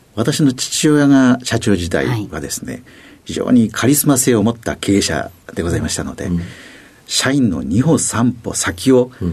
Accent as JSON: {"language": "Japanese", "region": "Fukui", "country": "Japan", "tie": "born or raised there", "said": "出身は福井県でございます"}